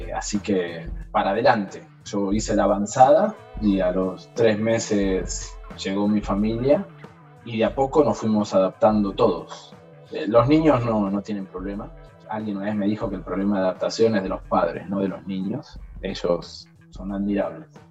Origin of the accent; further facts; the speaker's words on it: Argentina; moved away as an adult; also born or lived in Iraq; now in Jordan; acá en Jordania somos muy pocos argentinos, muy poquitos